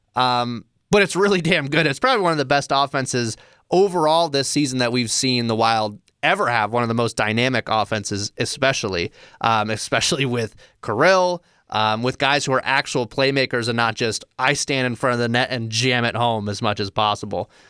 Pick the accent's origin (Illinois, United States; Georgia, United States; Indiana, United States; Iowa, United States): Iowa, United States; Des Moines; in my hometown of Des Moines